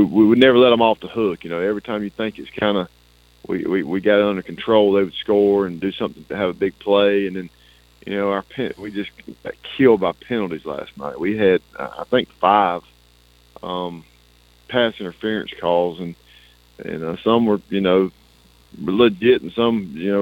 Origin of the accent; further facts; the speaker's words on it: Blakely, Georgia, United States; in my hometown